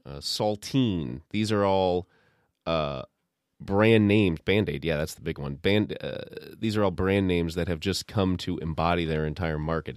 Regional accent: the North, United States; I was raised in the North

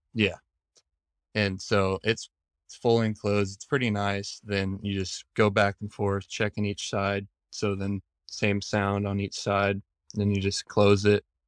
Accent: Bandon, Oregon, United States; I grew up in Bandon

